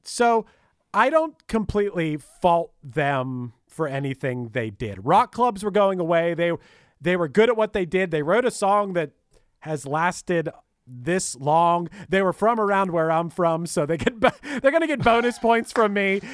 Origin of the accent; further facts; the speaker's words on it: Pittsburgh, Pennsylvania, United States; I'm from Pittsburgh and they still played it all growing up